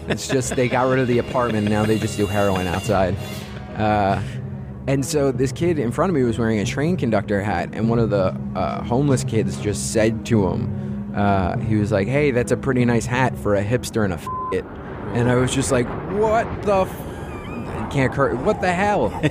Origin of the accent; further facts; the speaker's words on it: Staten Island, New York, United States; I, like I said, I grew up on Staten Island, New York. And so uh, I have a real blue collar dad